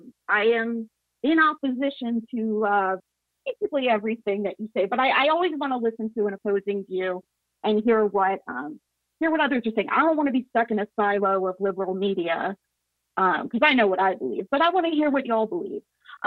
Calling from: Atlanta, Georgia, United States; Hey, Will. … I'm from Atlanta.

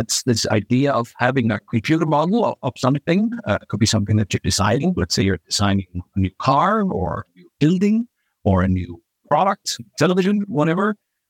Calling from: Reykjavik, Capital Region, Iceland; I'm coming from Reykjavik, Iceland, out of all the places on Earth.

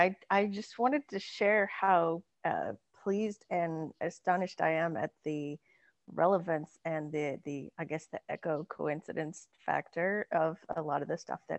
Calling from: Austin, Texas, United States

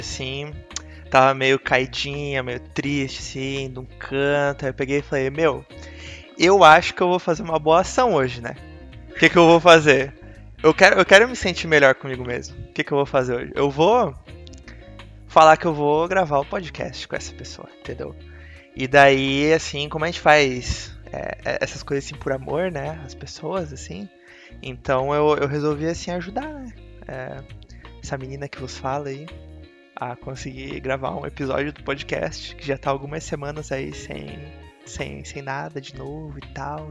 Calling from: Santa Catarina, Brazil; Eu falo daqui de Santa Catarina

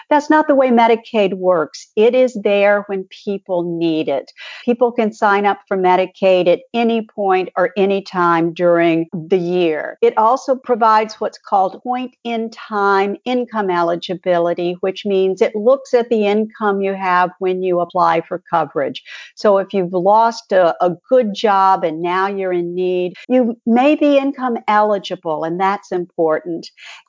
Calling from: Missouri, United States; I think I'll start off on that one since I'm speaking from Missouri, a state that hasn't expanded.

